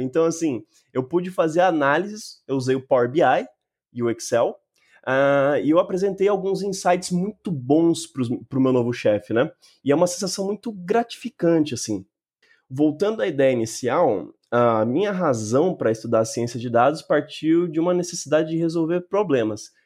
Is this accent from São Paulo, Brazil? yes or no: yes; Mogi das Cruzes, São Paulo, Brazil; eu nasci e moro em Mogi das Cruzes, na região metropolitana de São Paulo.